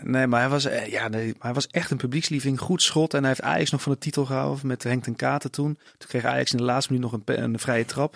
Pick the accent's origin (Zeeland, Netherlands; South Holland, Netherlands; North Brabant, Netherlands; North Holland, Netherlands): North Brabant, Netherlands; Tilburg; Ik ben opgegroeid in Tilburg